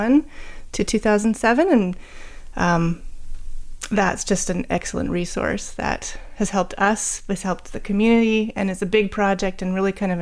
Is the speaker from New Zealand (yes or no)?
no; Langley, British Columbia, Canada; moved away as an adult; also born or lived in Scotland / Ontario; now in Chilliwack, Canada; I was from Langley